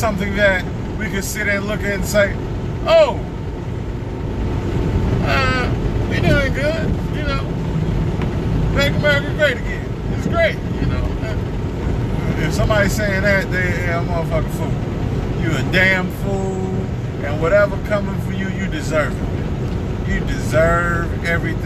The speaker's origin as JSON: {"language": "English", "town": "St. Louis", "region": "Missouri", "country": "United States", "said": "I'm from St. Louis"}